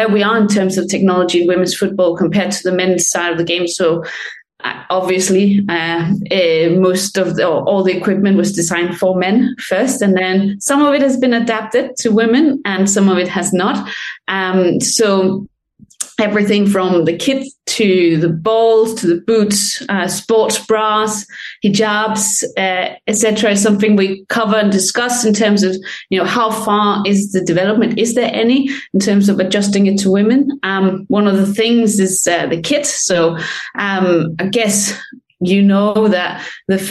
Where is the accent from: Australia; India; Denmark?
Denmark; now in London, United Kingdom; I'm from Denmark, but I live in England